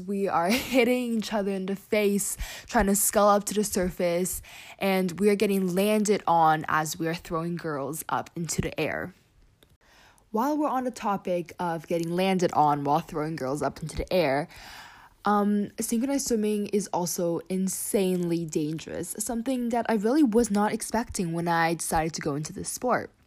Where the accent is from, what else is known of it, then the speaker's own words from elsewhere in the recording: Canada; I am a Canadian artistic swimmer